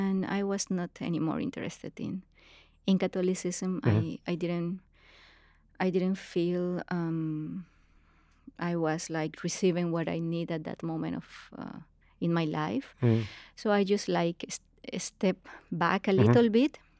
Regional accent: Bucaramanga, Santander, Colombia; I'm from Bucaramanga. It's a small city in Colombia, very conservative place.

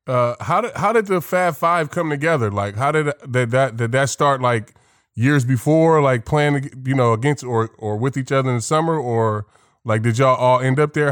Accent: the Bay Area, California, United States; growing up in the Bay, you know, we big, big sports area

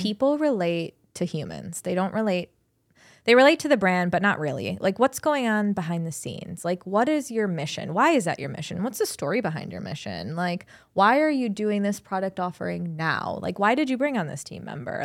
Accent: Cleveland, Ohio, United States; also born or lived in Columbus, Ohio; I was born and bred in Cleveland. My family's here

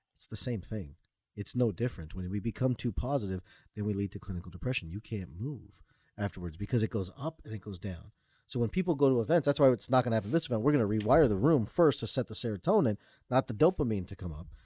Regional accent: Toronto, Ontario, Canada; I was born and raised in Toronto, Canada.

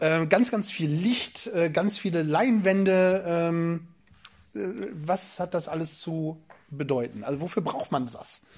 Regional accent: Northern Germany, Germany

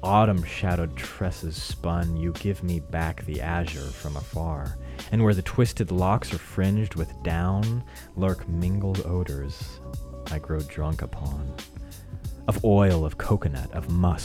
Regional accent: Colorado, United States; my home state of Colorado

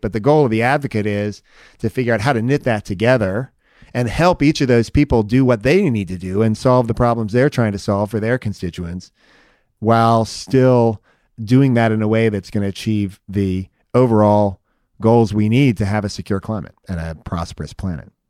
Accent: Palo Alto, California, United States; I grew up in Palo Alto in the Bay Area

